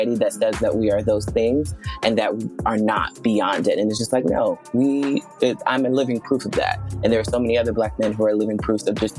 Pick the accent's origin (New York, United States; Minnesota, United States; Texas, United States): New York, United States; New York City; moved away; I was born in Brooklyn, New York, in a neighborhood known as Brownsville, Brooklyn. And if anyone knows about Brownsville, Brooklyn, it is a miracle to have made it out